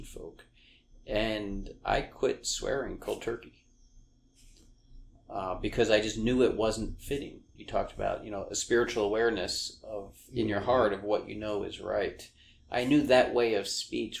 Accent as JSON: {"language": "English", "area": "Long Island", "region": "New York", "country": "United States", "tie": "born or raised there", "said": "I grew up on Long Island in New York in a blue-collar town"}